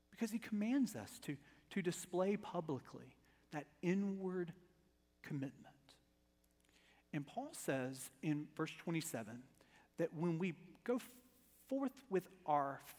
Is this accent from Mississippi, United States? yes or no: yes; Starkville, Mississippi, United States; now in Alabama, United States; I was born in Starkville